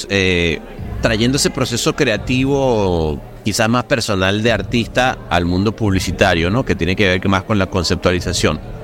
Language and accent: Spanish; Venezuela; yo soy venezolano